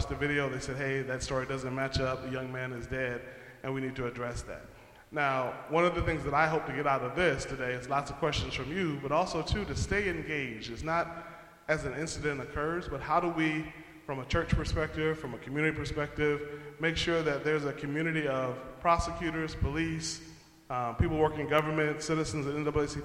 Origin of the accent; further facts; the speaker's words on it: Detroit, Michigan, United States; moved away; I was raised Lutheran in Detroit